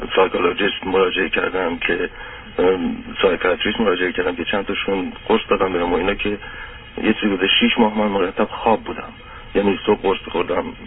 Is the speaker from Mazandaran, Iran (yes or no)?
no; Tehran, Tehran Province, Iran; moved away; also born or lived in England; من متولد تهرانم و تحصیل کرده انگلیسم